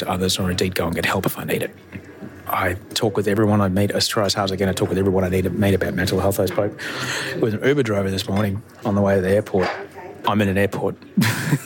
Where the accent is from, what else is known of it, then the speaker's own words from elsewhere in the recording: Brisbane, Queensland, Australia; also born or lived in Los Angeles, United States; now in Sydney, Australia; I grew up in Brisbane.